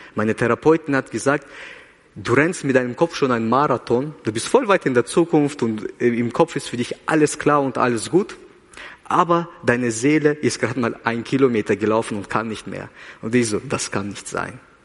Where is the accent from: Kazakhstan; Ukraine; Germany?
Kazakhstan; now in Switzerland; ich bin in Kasachstan geboren